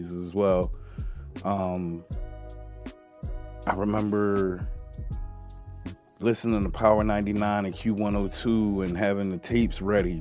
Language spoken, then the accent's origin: English; Philadelphia, Pennsylvania, United States; I was raised in West Philly